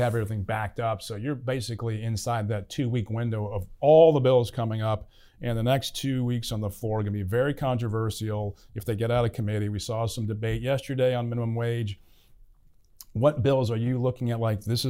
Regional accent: Staunton, Virginia, United States; I'm from Stanton.

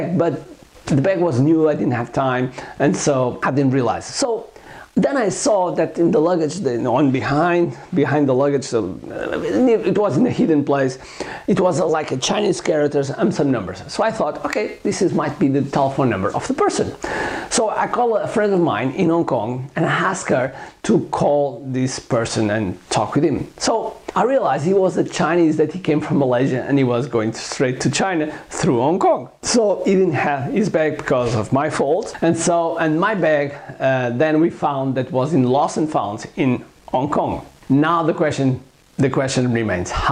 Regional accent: Coimbra, Centro, Portugal; I drove back to Coimbra, which is my hometown

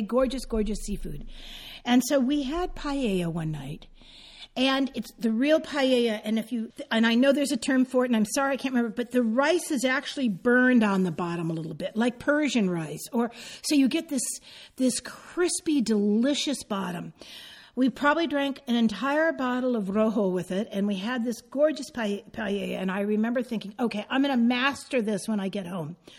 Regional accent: San Francisco, California, United States; also born or lived in Marin County, California; I grew up in San Francisco.

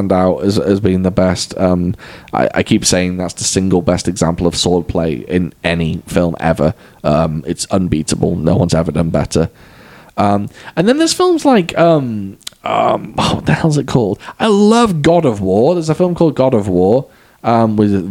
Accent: Wales, United Kingdom; I'm Welsh

